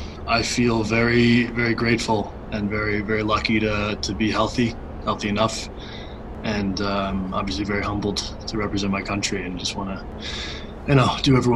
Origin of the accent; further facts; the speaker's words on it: Scarsdale, New York, United States; Yeah, I am from the Burbs, indeed.